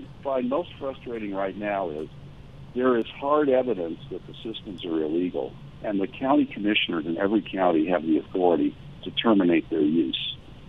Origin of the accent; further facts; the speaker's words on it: Missouri, United States; And I'm from Missouri. You're going to have to persuade me that they're legal with hard evidence.